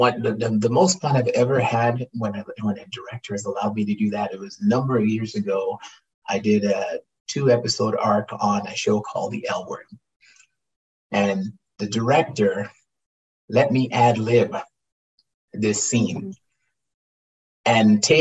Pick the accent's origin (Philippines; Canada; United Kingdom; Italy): Canada; I'm a Canadian actor that's working. I'm a Canadian actor